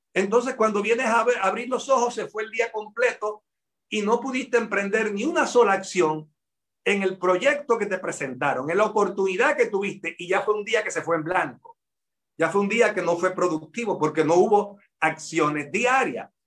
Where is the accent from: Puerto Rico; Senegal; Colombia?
Puerto Rico; de mi pueblo a Ponce son casi tres horas de viaje